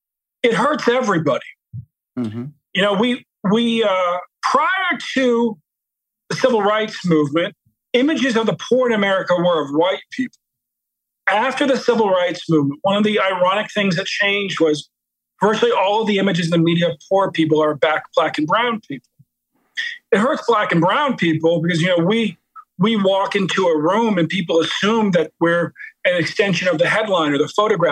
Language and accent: English; Baltimore, Maryland, United States